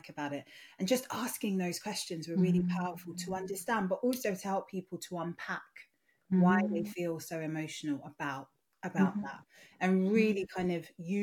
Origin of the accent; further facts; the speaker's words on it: Nigeria; moved away; my Yoruba name, because I'm Nigerian originally